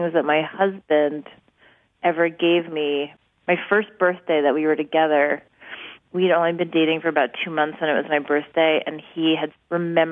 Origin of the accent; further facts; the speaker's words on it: New York City, New York, United States; We grew up in New York City in a very, very small space.